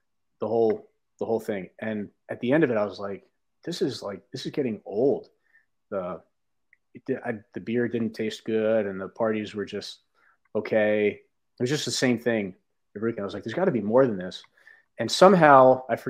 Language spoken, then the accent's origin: English; North Plainfield, New Jersey, United States; I grew up in North Plainfield, New Jersey, which is like central Jersey